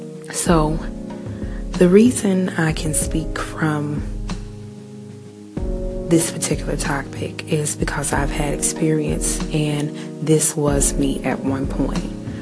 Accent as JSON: {"language": "English", "country": "New Zealand", "said": "I am Kiwi."}